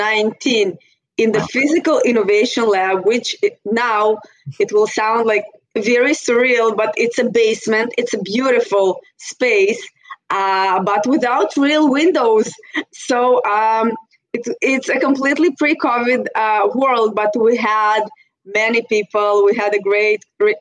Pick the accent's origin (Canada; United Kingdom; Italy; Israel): Israel; moved away as an adult; also born or lived in Russia; now in New York, United States; I was born in Russia and my family moved to Israel when I was 8. So I was born in Russia. I spent most of my life in Israel